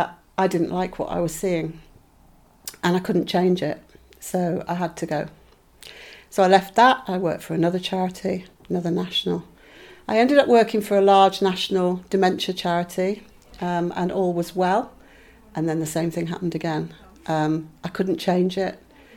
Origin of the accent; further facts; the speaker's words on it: South West England, United Kingdom; moved away; I come from Cornwall, but I'd moved away because my father was in the Navy and found myself suddenly back in Cornwall, but being treated like an outsider.